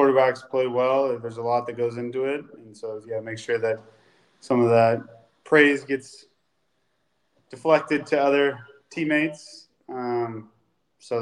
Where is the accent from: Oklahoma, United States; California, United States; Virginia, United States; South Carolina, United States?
California, United States; Folsom; moved away as an adult; also born or lived in Washington / Minnesota / Cincinnati; I grew up in Folsom